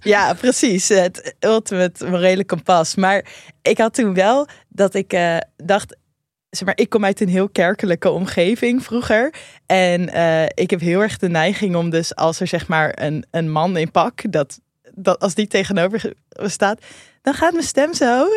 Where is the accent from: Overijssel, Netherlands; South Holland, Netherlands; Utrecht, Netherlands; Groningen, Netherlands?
South Holland, Netherlands; Rotterdam; wij komen allebei uit Rotterdam.